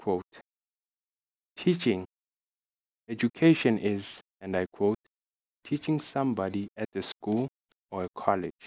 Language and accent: English; Middelburg, Mpumalanga, South Africa; I'm from Middelburg, Mpumalanga, South Africa